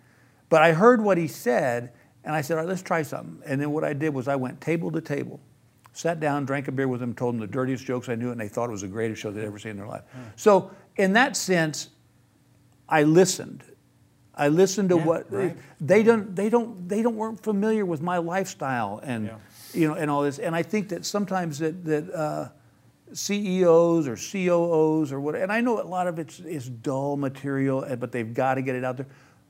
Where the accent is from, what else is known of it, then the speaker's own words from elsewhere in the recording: Texas, United States; I said, "Dude, I'm from Texas. I thought it was just Africa."